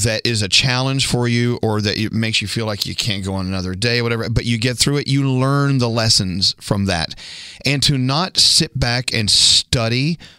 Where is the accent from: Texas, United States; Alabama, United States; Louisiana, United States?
Texas, United States; Dallas; I was growing up in Dallas, Texas, and we were members of the First Baptist Church.